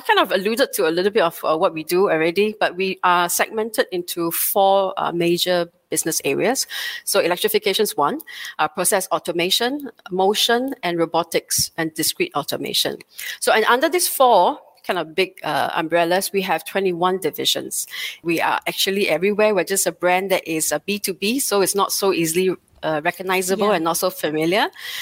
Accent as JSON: {"language": "English", "country": "Singapore", "tie": "born or raised there", "said": "a very proud born and bred Singaporean"}